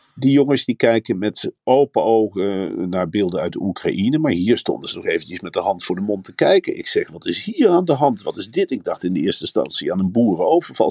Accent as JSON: {"language": "Dutch", "area": "Veluwe", "region": "Gelderland", "country": "Netherlands", "said": "Ik kom uit de Veluwe"}